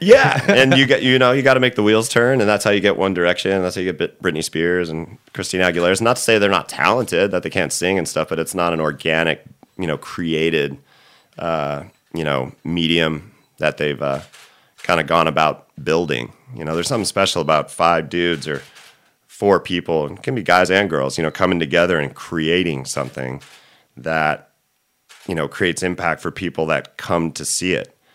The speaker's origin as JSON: {"language": "English", "area": "Orange County", "region": "California", "country": "United States", "tie": "born or raised there", "also_born_or_lived": "San Clemente / Fallbrook / Los Angeles", "said": "I'm from Orange County originally"}